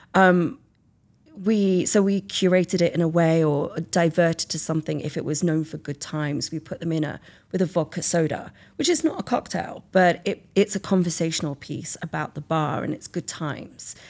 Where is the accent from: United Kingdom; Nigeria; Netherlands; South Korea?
United Kingdom; England; moved away as an adult; also born or lived in Italy / Australia; now in California, United States; I'm from England.